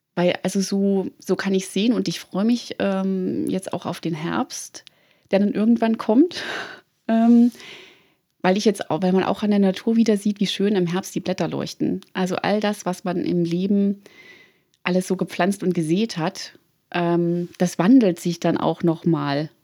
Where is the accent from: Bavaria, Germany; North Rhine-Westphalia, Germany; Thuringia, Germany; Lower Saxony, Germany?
Thuringia, Germany; now in Munich, Germany; Ich bin gebürtige Thüringerin und lebe in München